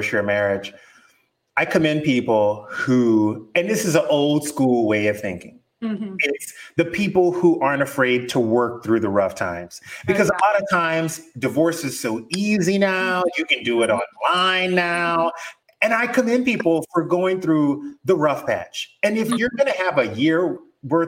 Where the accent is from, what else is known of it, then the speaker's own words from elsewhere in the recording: South Louisiana, United States; moved away; when I was growing up in South Louisiana, we would leave the house at 9 a.m. on our bikes